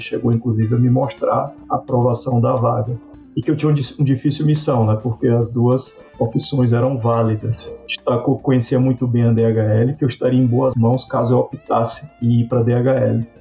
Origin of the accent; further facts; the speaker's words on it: Coração de Maria, Bahia, Brazil; also born or lived in Salvador; sou nordestino, eu nasci em Salvador por falta de estrutura na cidade que meus pais moravam. Fica a 100 quilômetros de Salvador, chamado Coração de Maria.